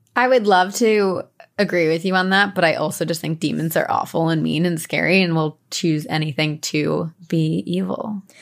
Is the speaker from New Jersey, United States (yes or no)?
yes; New Jersey, United States; I grew up in Jersey